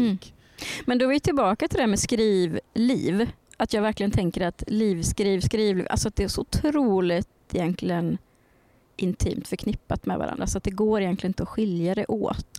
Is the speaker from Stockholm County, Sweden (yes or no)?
no; Värmland, Sweden; jag är från Värmland